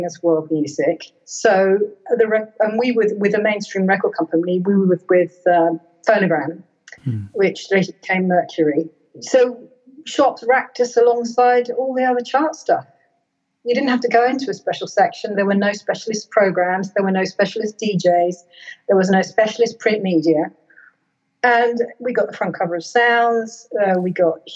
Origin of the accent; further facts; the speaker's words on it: United Kingdom; they listed me as being from Britain. You know, they were totally up for recognizing me as a British artist and a product of my roots in Britain